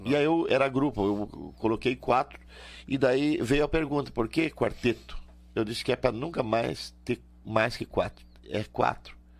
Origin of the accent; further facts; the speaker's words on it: Rio Grande do Sul, Brazil; nós gaúcho